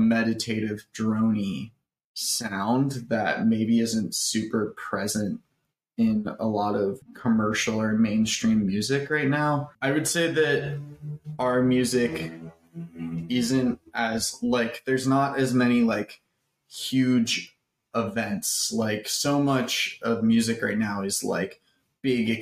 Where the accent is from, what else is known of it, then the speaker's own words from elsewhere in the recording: Appalachia, Virginia, United States; we grew up in Appalachia